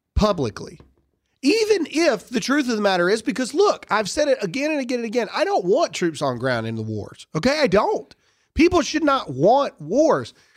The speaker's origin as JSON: {"language": "English", "country": "United States", "said": "We're Americans"}